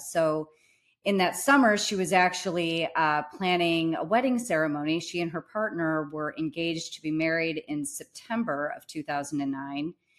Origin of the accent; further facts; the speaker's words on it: St. Louis, Missouri, United States; we grew up together in Saint Louis in kind of the South Side, Holly Hills area